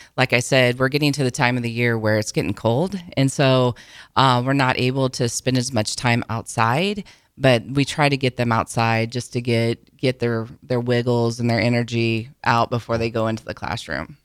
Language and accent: English; between Auburn and Falls City, Nebraska, United States; moved away as an adult; now in Lincoln, United States; I grew up down between Auburn and Fall City is where I'm originally from. Came to Lincoln to go to college